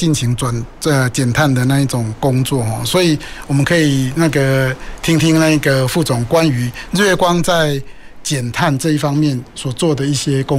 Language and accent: Chinese; Taichung, Taiwan; 我们兴达港还有我们我们的我的老家了台中港啊，那我们做了很多机具嘛。